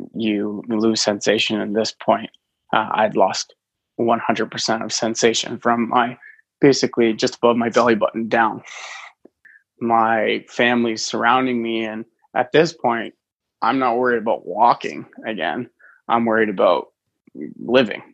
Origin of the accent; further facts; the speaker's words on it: just outside of Toronto, Ontario, Canada; I grew up just outside of Toronto